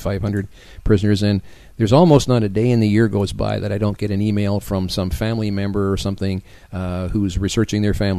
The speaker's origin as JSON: {"language": "English", "country": "Canada", "moved": "yes", "lives_now": "Taiwan", "said": "being a Canadian myself"}